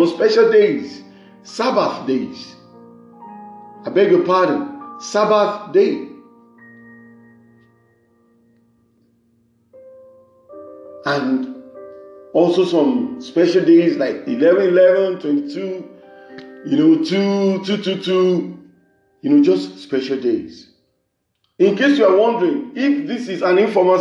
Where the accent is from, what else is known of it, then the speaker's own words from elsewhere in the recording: Nigeria; from Nigeria, the west side of Africa.